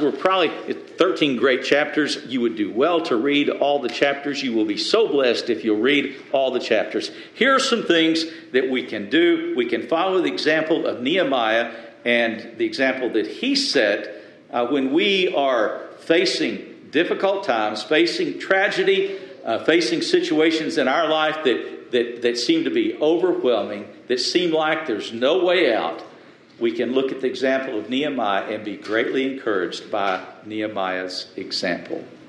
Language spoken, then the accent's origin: English; the South, United States; I grew up in the South, and most folks did go to some type of, of, of religious order, went to church.